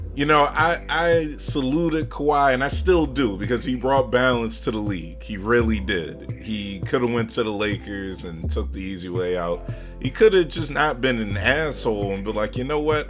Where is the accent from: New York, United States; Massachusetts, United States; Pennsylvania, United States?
Pennsylvania, United States; Philadelphia; I'm from Philly